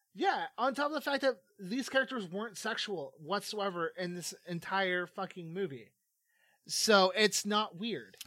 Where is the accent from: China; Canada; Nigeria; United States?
Canada; growing up in Canada because, uh, myself and the two co-hosts at Filler Academy, uh, are from the Great White North